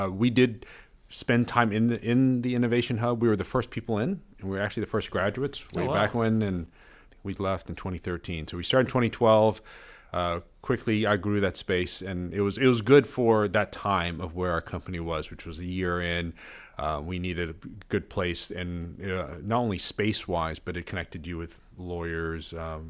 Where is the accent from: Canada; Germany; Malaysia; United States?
Malaysia; We went back to my home country of Malaysia.